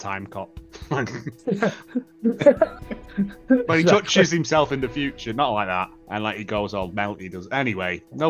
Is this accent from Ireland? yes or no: no; Lancashire, North West England, United Kingdom; I'm from Lancashire.